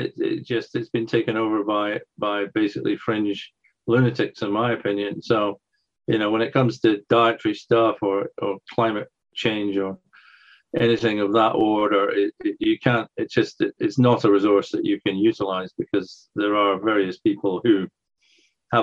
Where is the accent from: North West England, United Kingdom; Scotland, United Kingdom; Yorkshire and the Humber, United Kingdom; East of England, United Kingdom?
Scotland, United Kingdom; now in England; I grew up in Scotland